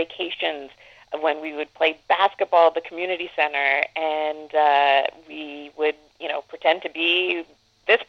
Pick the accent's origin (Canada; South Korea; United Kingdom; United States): Canada; as a Canadian